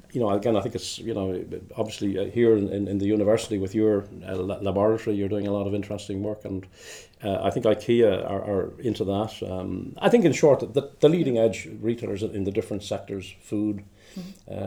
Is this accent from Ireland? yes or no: yes; Dublin, Leinster, Ireland; moved away as an adult; now in Glasgow, United Kingdom; I'm originally from Dublin in the Republic of Ireland